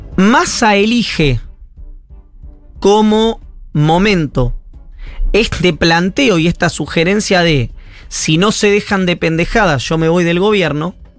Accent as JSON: {"language": "Spanish", "region": "Buenos Aires Province", "country": "Argentina", "said": "como bonaerense"}